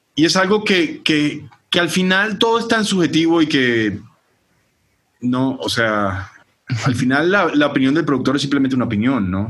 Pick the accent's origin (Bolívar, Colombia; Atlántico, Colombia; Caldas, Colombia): Atlántico, Colombia; Barranquilla; also born or lived in San Francisco, California; now in Mexico; yo como crecido en Barranquilla, Colombia